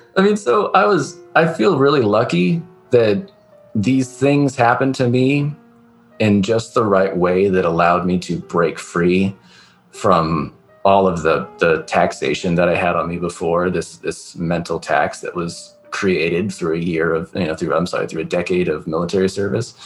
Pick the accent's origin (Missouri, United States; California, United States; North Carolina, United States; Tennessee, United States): California, United States; I'm from the West Coast, like California